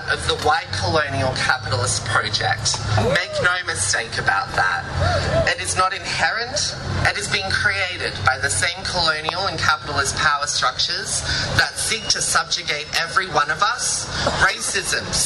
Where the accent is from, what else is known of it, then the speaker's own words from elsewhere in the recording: Darug Gundungurra country, New South Wales, Australia; I grew up on Darug Gundagaran country in New South Wales.